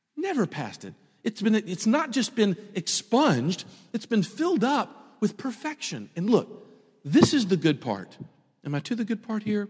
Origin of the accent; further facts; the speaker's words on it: Memphis, Tennessee, United States; moved away; I grew up in Memphis